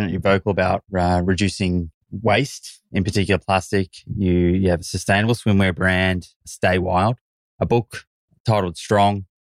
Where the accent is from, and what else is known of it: Yorkshire and the Humber, United Kingdom; born or raised there; now in London, United Kingdom